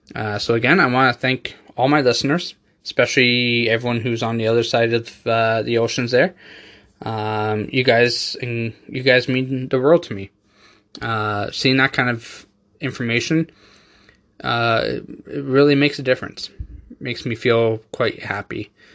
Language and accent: English; Canada; I have people in Canada, obviously, you know, our ho-, my home country